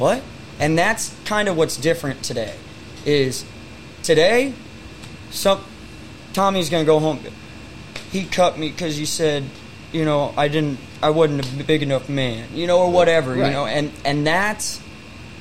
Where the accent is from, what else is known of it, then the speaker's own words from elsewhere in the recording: Raymore, Missouri, United States; also born or lived in Little Rock, Arkansas; I'm coming from Raymore, Missouri